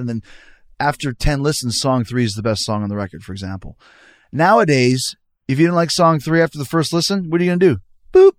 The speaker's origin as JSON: {"language": "English", "town": "Winnipeg", "region": "Manitoba", "country": "Canada", "tie": "born or raised there", "said": "I grew up in Winnipeg where you're never cold"}